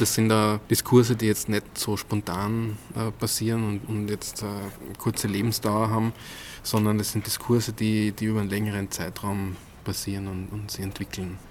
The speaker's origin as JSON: {"language": "German", "town": "Weilbach", "region": "Upper Austria", "country": "Austria", "tie": "born or raised there", "said": "Ich bin ähm, aufgewachsen in Weilbach. Das ist ein Dorf mit 600, äh, 700 Einwohnern. Am Inn? Äh, Im Innviertel, knapp am Inn, also wirklich am Rand von Oberösterreich"}